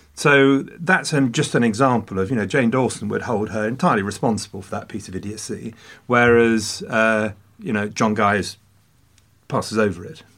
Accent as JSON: {"language": "English", "region": "England", "country": "United Kingdom", "said": "as an Englishman"}